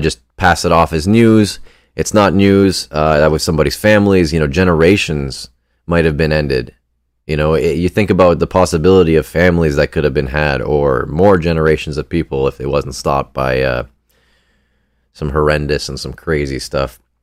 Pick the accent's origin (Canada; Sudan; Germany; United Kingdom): Canada; I'm a Canadian